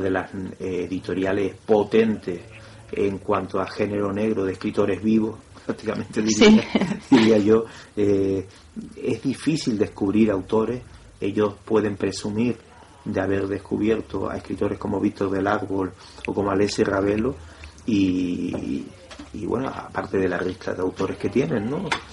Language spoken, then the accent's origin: Spanish; Canary Islands, Spain; Nosotros los canarios